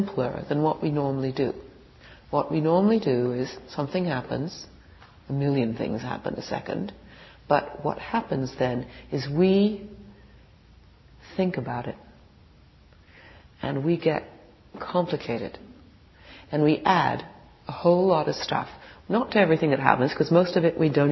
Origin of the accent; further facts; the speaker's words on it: England, United Kingdom; moved away; I was born in England